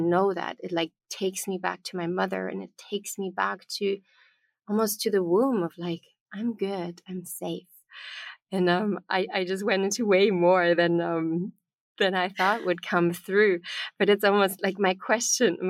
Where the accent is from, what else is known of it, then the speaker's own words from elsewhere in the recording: Bavaria, Germany; I was born in Bavaria in the south of Germany, which is a very strong pagan tradition where the farmers, everybody lived by the cycles of the moon